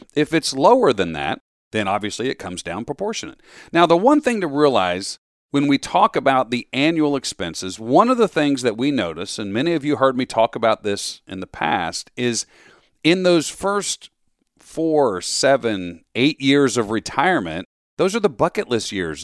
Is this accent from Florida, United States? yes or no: yes; Florida, United States; also born or lived in Metro Philadelphia, Pennsylvania; now in Philadelphia, United States; I grew up down in Florida